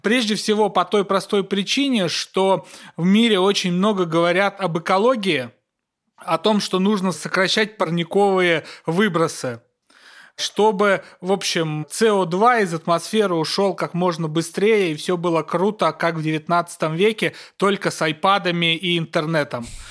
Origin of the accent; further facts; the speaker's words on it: Kursk Oblast, Russia; Курская моя, я из Курской области